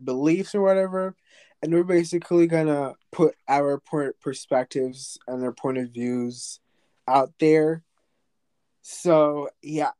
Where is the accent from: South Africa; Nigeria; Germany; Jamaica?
Jamaica; now in United States; I'm from Jamaica, and Jamaican English is, like, originated from England, so, like, when I say words that are not said in America, it's, like, weird